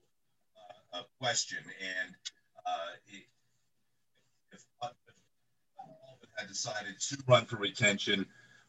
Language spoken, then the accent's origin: English; Pottsville, Pennsylvania, United States; also born or lived in Lawrenceville, New Jersey / Bethlehem, Pennsylvania / Harrisburg, Pennsylvania; I've had the chance to live in other places, even though I was born and raised in Pottsville.